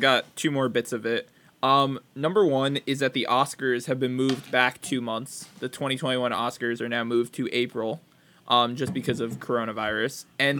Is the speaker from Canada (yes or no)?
yes; Canada; When I was younger, I used to think growing up in Canada would not be something I would enjoy at all.